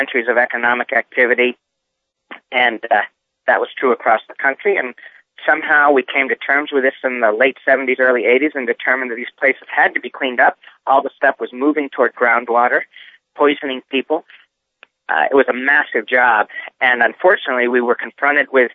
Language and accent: English; Reading, Massachusetts, United States; I grew up in Reading, Massachusetts